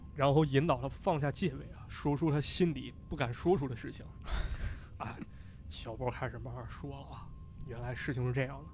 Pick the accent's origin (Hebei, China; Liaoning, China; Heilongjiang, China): Hebei, China; Shijiazhuang; 是我的家乡石家庄